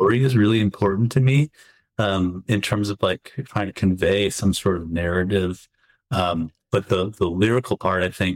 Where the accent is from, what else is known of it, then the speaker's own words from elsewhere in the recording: Chicago, Illinois, United States; as a Chicagoan, a curmudgeon-y Chicago